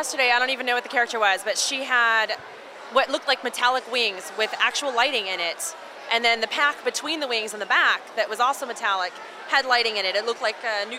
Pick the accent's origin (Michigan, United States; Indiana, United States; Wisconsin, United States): Indiana, United States; now in Arlington, United States; I'm originally from Indiana, but I live here in Arlington.